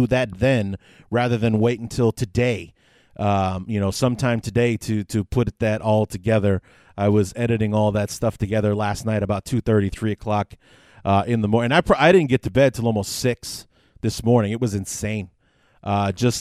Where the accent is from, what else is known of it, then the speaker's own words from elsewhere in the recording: Chicago, Illinois, United States; I born and raised on the North Side. My neighborhood was almost literally in the shadow of Wrigley Field. I grew up maybe 5 minutes away, down Clark Street, away from Wrigley